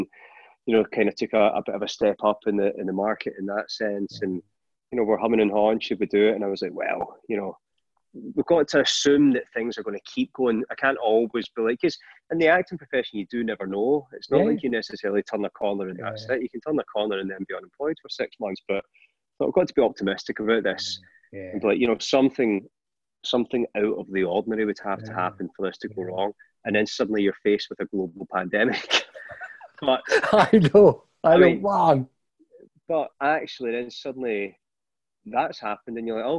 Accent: Scotland, United Kingdom; being Scottish

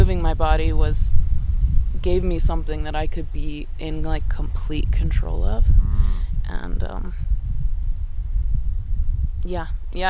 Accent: Akron, Ohio, United States; I grew up in Akron, Ohio

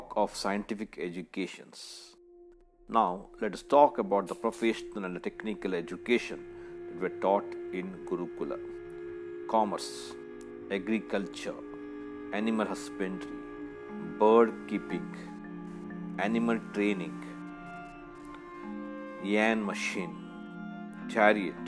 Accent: India; Being an Indian

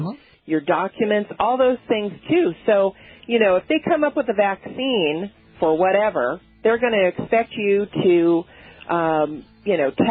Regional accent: Southern California, United States; I grew up in Southern California

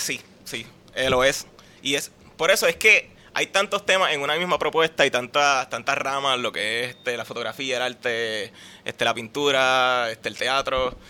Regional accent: Puerto Rico

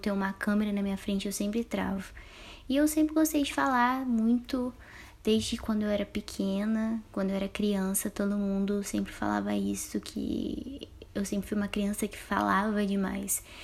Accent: Campo Mourão, Paraná, Brazil; also born or lived in Apucarana; Eu sou natural de Campo Mourão, então eu saí de Campo Mourão e fui pra Pucarana para estudar

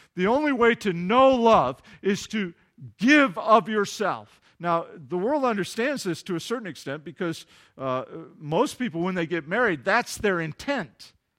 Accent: Kalamazoo, Michigan, United States; Kalamazoo, my hometown

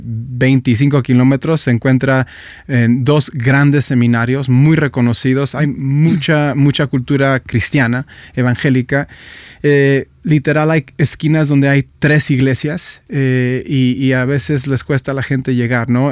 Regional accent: Guadalajara, Jalisco, Mexico; moved away as an adult; also born or lived in Michigan; now in Guadalajara, Mexico; Guadalajara, mi ciudad, donde yo nací

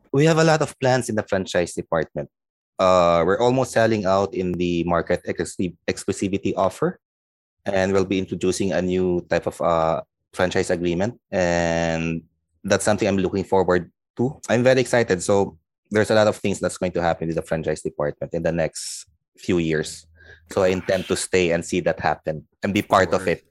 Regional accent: Manila, Metro Manila, Philippines; also born or lived in Bacolod, Negros Occidental; originally I'm from Bacolod, Negros, but I grew up here in Manila.

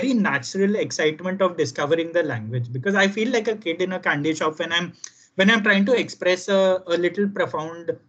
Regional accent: Gujarat, India; kids growing up in Gujarat

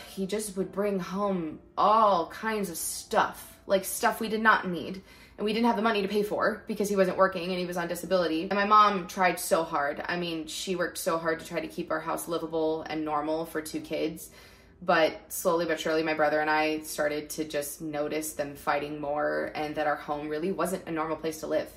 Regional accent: Northern California, United States; also born or lived in Lancaster, California; we moved up to Northern California when I was five because there was just more jobs up here for him

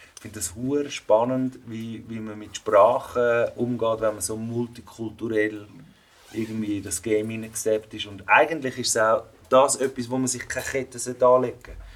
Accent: Switzerland; Vater ex-Jugoslawien, Mutter aus Spanien, in der Schweiz aufgewachsen.

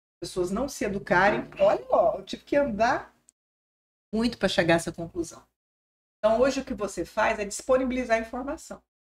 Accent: southwest Goiás, Brazil; moved away as an adult; also born or lived in Goiânia; now in Tocantins, Brazil; Eu sou de Goiás antes da divisão. Lá do sudoeste goiano

